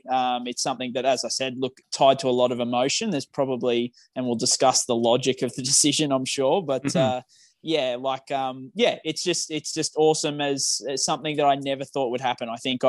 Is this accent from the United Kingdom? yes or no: no; Redcliffe, Queensland, Australia; I was born in Redcliffe. I grew up in Redcliffe.